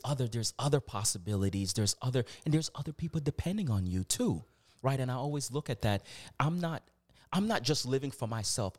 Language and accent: English; Virginia, United States; moved away as an adult; also born or lived in Canada (born); now in Toronto, Canada; I'm from the United States. I'm from Virginia.